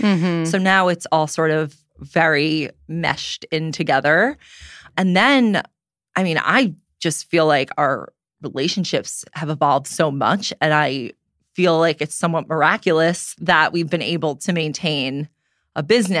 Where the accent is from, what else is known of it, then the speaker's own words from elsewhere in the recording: Long Island, New York, United States; I'm 32. I'm originally from Long Island. Hopefully you can't tell that off the bat.